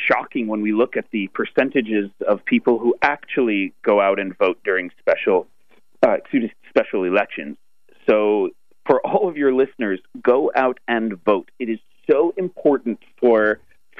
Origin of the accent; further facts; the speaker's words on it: United States; also born or lived in Israel; born and raised in America and back and forth between Israel and the U.S.